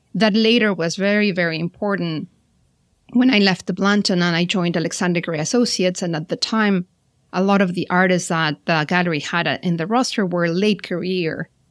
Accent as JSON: {"language": "English", "country": "Mexico", "tie": "born or raised there", "moved": "as an adult", "said": "I'm originally from Mexico, studied there all my schooling years and childhood was in Mexico."}